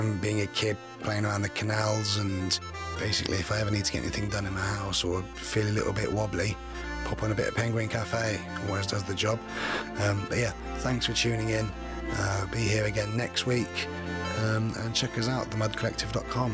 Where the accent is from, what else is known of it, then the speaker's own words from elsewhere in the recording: the Fens, East of England, United Kingdom; I'm from the Fens